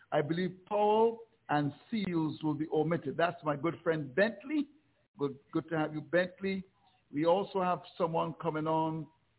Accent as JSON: {"language": "English", "region": "Saint Philip", "country": "Antigua & Barbuda", "said": "Which I come from, and Roland Butch as well."}